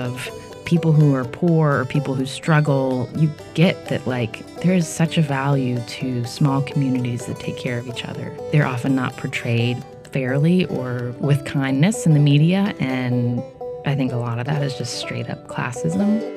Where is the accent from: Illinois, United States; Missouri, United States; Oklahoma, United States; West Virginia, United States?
West Virginia, United States; Charleston; moved away as an adult; also born or lived in California; now in New York, United States; I grew up in Charleston, West Virginia